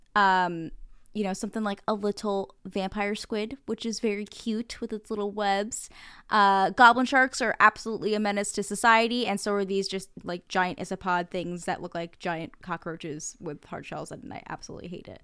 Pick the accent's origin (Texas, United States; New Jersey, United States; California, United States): New Jersey, United States; I am from New Jersey